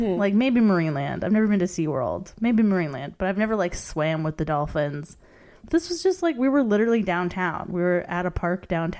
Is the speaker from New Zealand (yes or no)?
no; Canada; maybe it's being Canadian